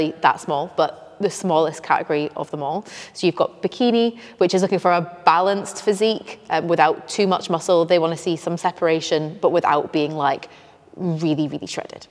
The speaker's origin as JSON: {"language": "English", "region": "Scotland", "country": "United Kingdom", "moved": "yes", "lives_now": "North East England, United Kingdom", "said": "I'm from Scotland. Yeah. Living in the northeast now"}